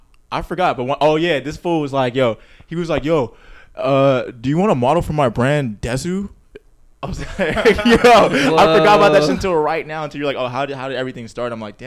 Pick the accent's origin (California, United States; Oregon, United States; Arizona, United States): California, United States; Corona; I'm from Corona, man.